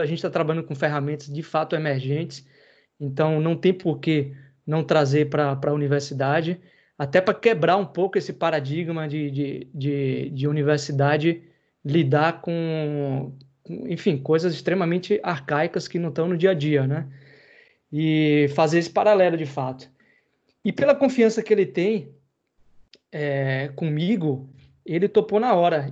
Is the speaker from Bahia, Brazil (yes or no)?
yes; interior of Bahia, Brazil; Eu sou do interior da Bahia, não sou de Salvador capital como rasta, mas enfim, sou baiano por natureza